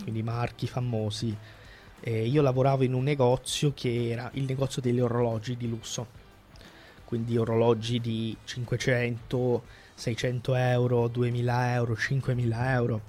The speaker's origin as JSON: {"language": "Italian", "region": "Calabria", "country": "Italy", "said": "della Calabria, da dove vengo io"}